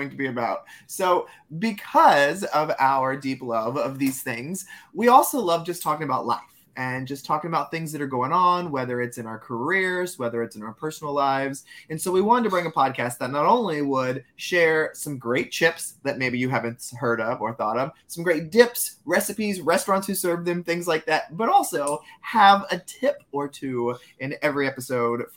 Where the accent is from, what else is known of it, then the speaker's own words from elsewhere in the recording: Texas, United States; I'm from Texas